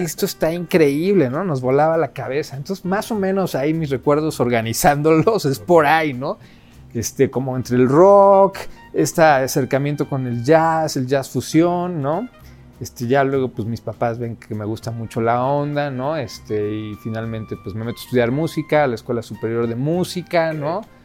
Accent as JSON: {"language": "Spanish", "region": "Mexico City", "country": "Mexico", "tie": "born or raised there", "said": "ahí en Coyoacán, teníamos así un PA de repente enorme, ya teníamos para esa edad ya 14 años"}